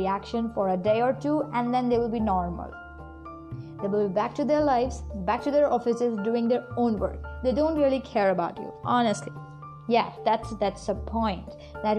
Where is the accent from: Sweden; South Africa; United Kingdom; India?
India; from India